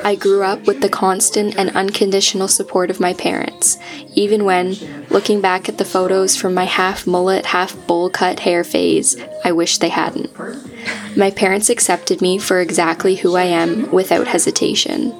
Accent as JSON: {"language": "English", "town": "Georgetown", "region": "Ontario", "country": "Canada", "tie": "born or raised there", "moved": "as an adult", "lives_now": "Ottawa, Canada"}